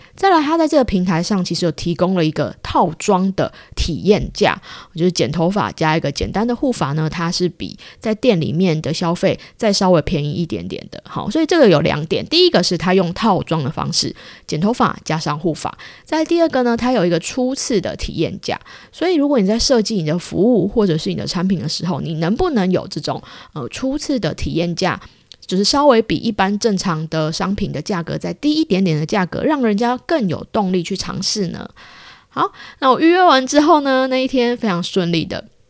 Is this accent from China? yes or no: no; Taiwan; now in Japan; 我是从台湾来的